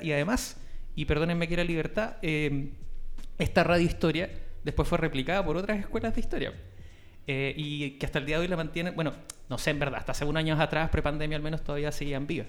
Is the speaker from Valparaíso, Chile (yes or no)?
yes; Valparaíso, Chile; yo eh, nací y me crié en Playante